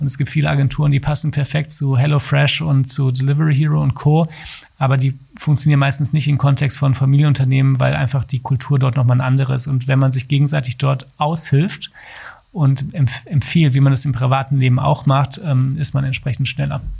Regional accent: Duisburg, North Rhine-Westphalia, Germany; now in Berlin, Germany; Komme ursprünglich aus Duisburg, bin dort aufgewachsen

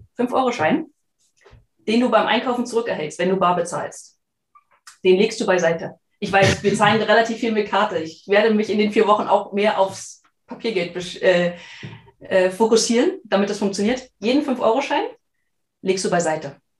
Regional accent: Germany; wir sind ja beide aus der Region

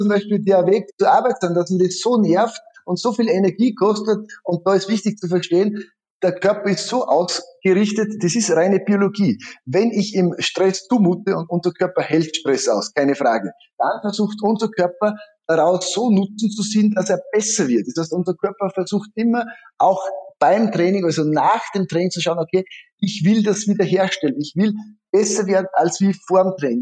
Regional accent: Styria, Austria; ich komme aus der Steiermark

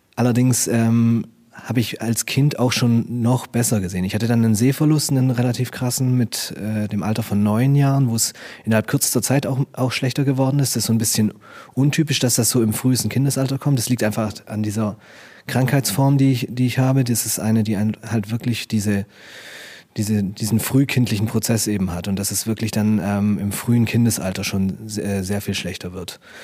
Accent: Stuttgart, Baden-Württemberg, Germany; ich komme aus Stuttgart

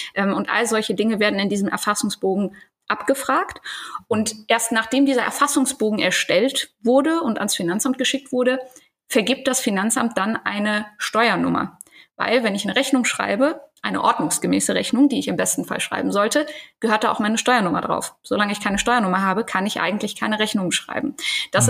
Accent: Eifel / Cologne area, North Rhine-Westphalia, Germany; now in Ruhr area, Germany; ich komme nicht aus dem Ruhrgebiet, ich wohne da jetzt. Ich komme aber eigentlich ah. eher aus der Eifeler Kölner Ecke

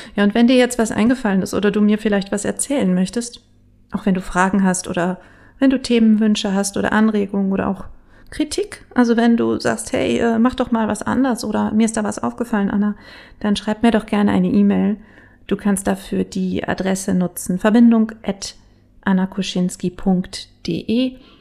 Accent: Bielefeld, North Rhine-Westphalia, Germany; ich bin ja gebürtige Bielefelderin

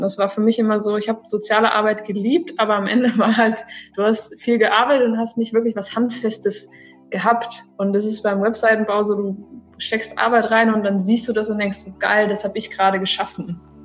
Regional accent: Celle, Lower Saxony, Germany; moved away as an adult; also born or lived in Stuttgart; now in Cyprus; Ich komme ursprünglich aus dem wunderschönen Norden von Deutschland, aus Celle, eine kleine Stadt in der Nähe von Hannover

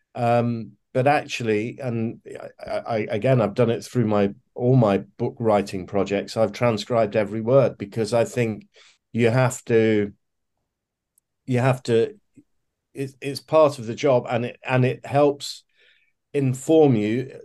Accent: Leicester, East Midlands, United Kingdom; I grew up in a in a city called uh, Leicester uh, in the English Midlands

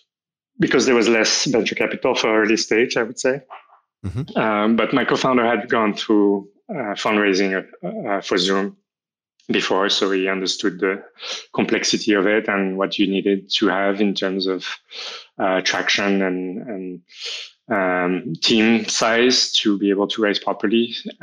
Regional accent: France; I'm from France. I moved around a lot in France. I only lived in Paris when I was very little, but I've always loved Paris, and that's where I live now.

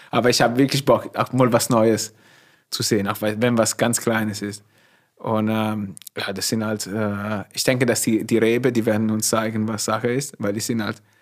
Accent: Emilia-Romagna, Italy; accent: Italian; German is a second language; moved away as an adult; also born or lived in Turin, Italy / California, United States; now in Forst, Germany; ich komme aus Norditalien, ist anders wie in Süditalien.

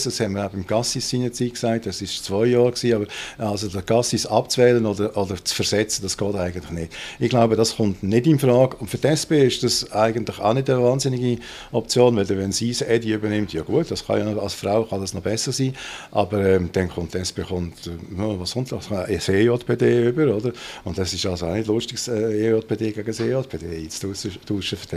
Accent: Basel, Basel-Stadt, Switzerland; Schweiz, das kann mir ja nicht passieren als Basler und Europäer.

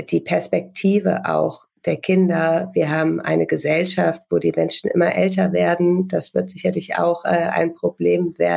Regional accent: Lower Saxony, Germany; wir sind äh, in Niedersachsen in einer Kleinstadt aufgewachsen

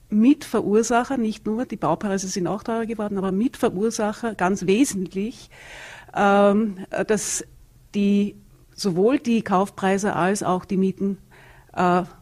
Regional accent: Vienna, Austria; Also ich komme aus Wien. Da gibt es viele Gemeindewohnungen.

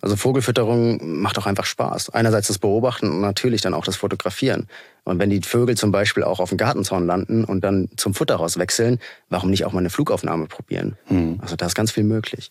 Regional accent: Hesse, Germany; ich komme aus Hessen

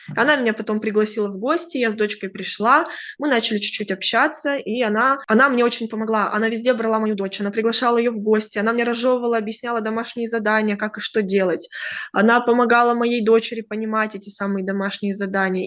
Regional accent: Kazakhstan; moved away as an adult; also born or lived in Germany

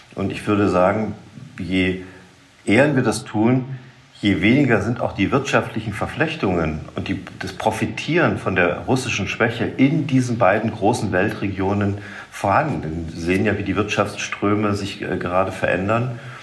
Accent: Saxony, Germany; bei uns in Sachsen

